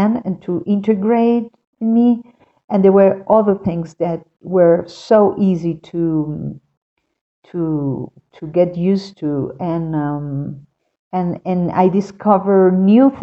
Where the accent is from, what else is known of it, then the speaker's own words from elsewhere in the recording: Caracas, Capital District, Venezuela; moved away as an adult; now in Quito, Ecuador; I am from Caracas, Venezuela, and I have been living for 7 years now in Quito, Ecuador.